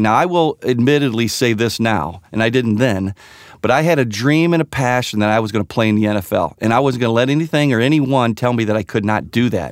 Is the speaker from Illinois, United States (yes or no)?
yes; Sugar Grove, Illinois, United States; ever since I was a little boy, um, growing up in Sugar Grove, Illinois